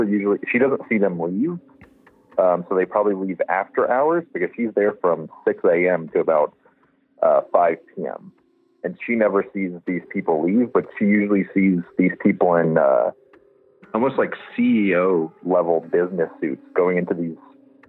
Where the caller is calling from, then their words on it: Denver, Colorado, United States; I'm from Colorado, Denver, right outside Denver.